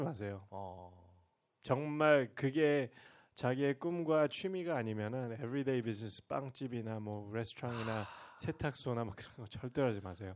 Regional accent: United States; now in Seoul, South Korea; 저 고향은 미국이잖아요

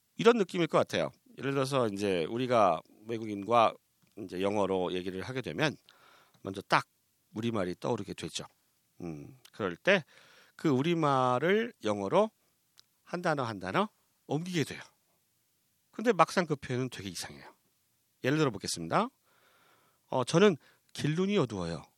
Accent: South Korea

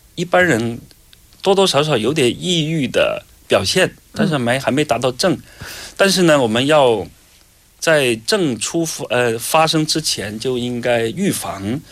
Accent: China; 我们中国人，包括可能日本人也有这样的想法

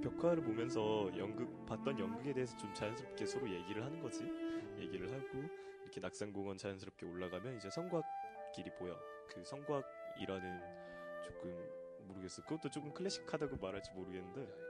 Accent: Gwangju, South Korea; now in Seoul, South Korea; 나는 광주 태생이잖아

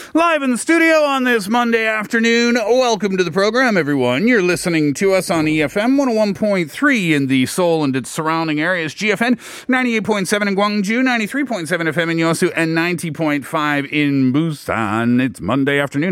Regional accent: Canada; now in South Korea; I'm Canadian

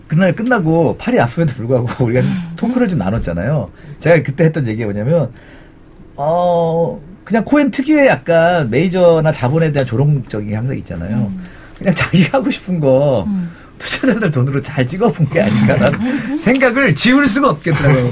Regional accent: South Korea; 우리나라에서 자구 어, 나고 자란 사람들

